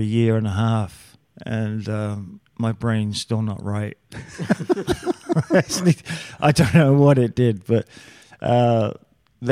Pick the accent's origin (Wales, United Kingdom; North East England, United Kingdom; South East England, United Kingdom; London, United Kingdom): London, United Kingdom; I'm from London, England